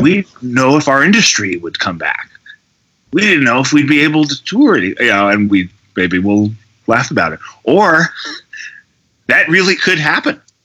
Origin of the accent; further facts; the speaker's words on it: Berkeley, California, United States; I grew up near the Berkeley Oakland border